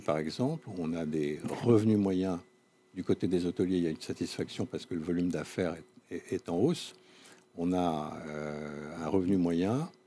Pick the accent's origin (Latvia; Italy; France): France; Corsica; je suis corse moi-même